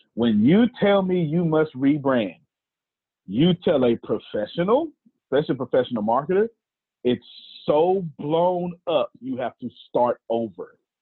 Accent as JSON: {"language": "English", "region": "Texas", "country": "United States", "said": "I'm from the South, Texas, and there's a certain way to do black preaching down here in the South"}